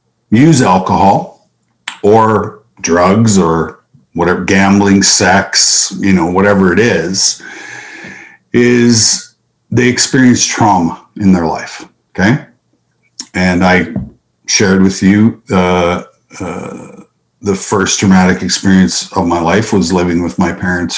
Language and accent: English; Saskatchewan, Canada; Well, I believe, you know, it's the heart and soul of hockey in Canada, you know. Grew up on outdoor rinks, grew up, you know, in very cold, extrem